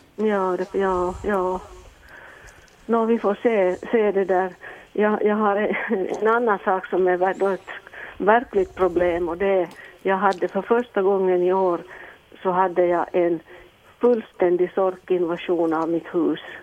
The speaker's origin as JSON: {"language": "Swedish", "town": "Helsinki", "region": "Uusimaa", "country": "Finland", "also_born_or_lived": "Ostrobothnia", "said": "jag är egentligen från Helsingfors, men jag har mitt sommarställe här uppe i Österbotten."}